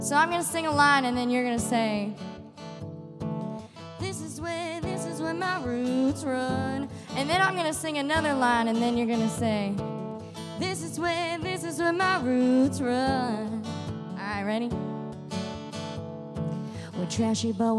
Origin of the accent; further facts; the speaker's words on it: South Carolina, United States; I was raised in South Carolina